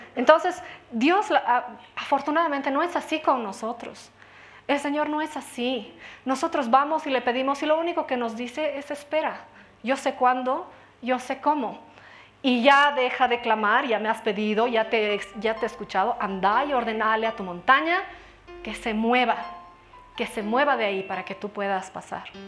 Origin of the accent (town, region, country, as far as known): Bolivia